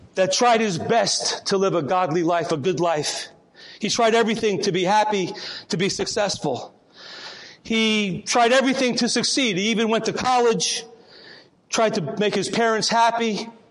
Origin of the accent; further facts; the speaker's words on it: Port Chester, New York, United States; in my hometown of Port Chester, New York